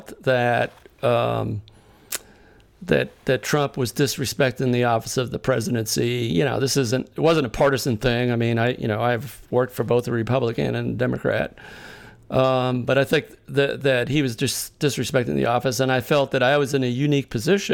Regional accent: Massachusetts, United States; having grown up in Massachusetts.

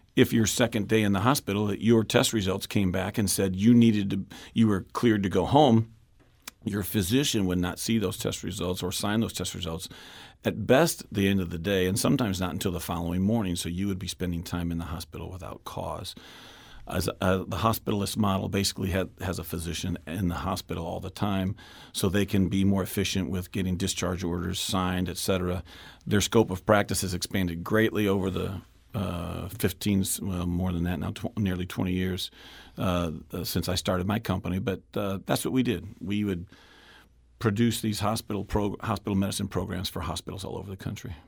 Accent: West St. Louis County, Missouri, United States; kid growing up in West Saint Louis County, I grew up in my district, went to Pond Elementary School and Lafayette High School out in West Saint Louis County

